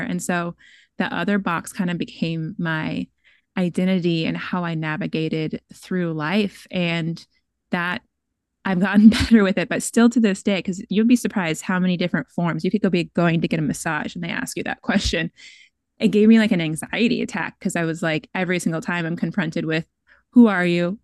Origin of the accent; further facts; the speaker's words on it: Seattle, Washington, United States; I'm from Bellsbow, I'm from Seattle